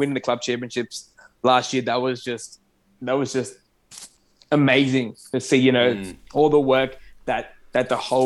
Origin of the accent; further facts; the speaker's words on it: Australia; first language Arabic; English is a second language; me playing soccer for the first time in Australia, that was literally how I learned English. That was literally how I became Australian almost.